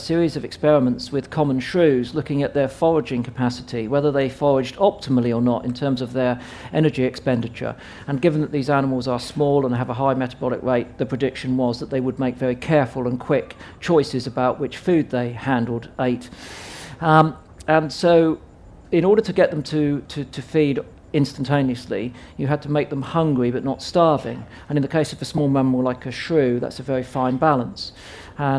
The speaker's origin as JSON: {"language": "English", "town": "Southampton", "region": "South East England", "country": "United Kingdom", "tie": "born or raised there", "said": "I was growing up in Southampton"}